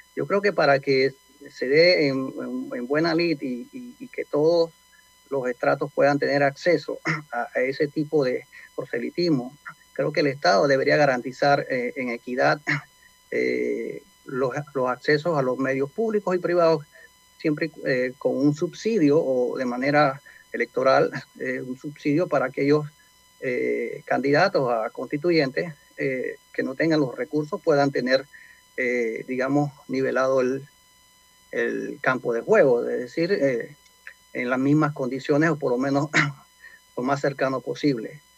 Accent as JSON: {"language": "Spanish", "country": "Panama", "said": "nosotros como panameños"}